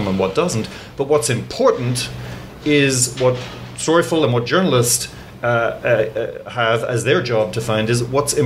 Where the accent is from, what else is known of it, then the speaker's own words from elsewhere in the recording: Ireland; also born or lived in England; now in United States; I was born in England, grew up in Ireland, and now I live in the United States